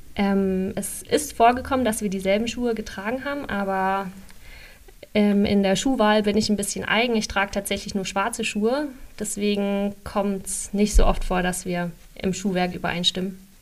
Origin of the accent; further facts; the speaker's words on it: Rhön, Bavaria, Germany; now in Leipzig, Germany; bin aber auch gerne trotzdem noch in der Röner Heimat